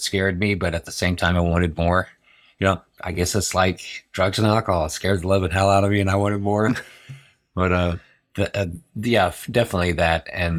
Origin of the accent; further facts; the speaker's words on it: Berlin, Germany; born there; I was born in Berlin, and watching this carousel go around